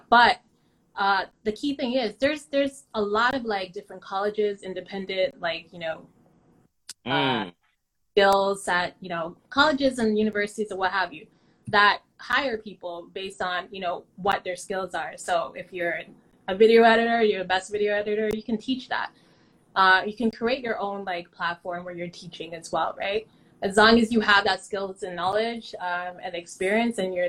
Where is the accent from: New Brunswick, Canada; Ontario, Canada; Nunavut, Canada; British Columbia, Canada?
Ontario, Canada; Toronto; Saying Jane and Finch really came with a stigma